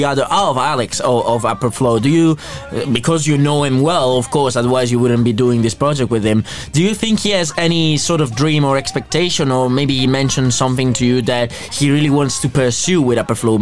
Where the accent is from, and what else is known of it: Veneto, Italy; born or raised there; moved away as an adult; also born or lived in Rome